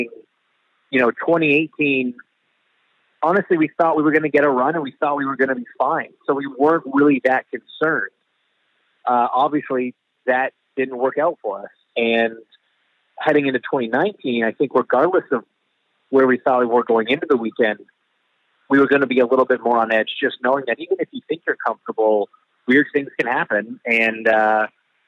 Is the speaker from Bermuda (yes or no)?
no; Canada; I'm Canadian